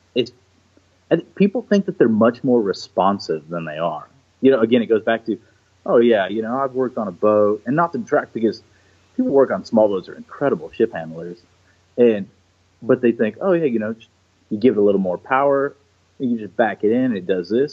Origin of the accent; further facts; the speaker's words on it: Houston, Texas, United States; also born or lived in Niterói, Brazil; grew up the rest of my life predominantly in Houston since I was five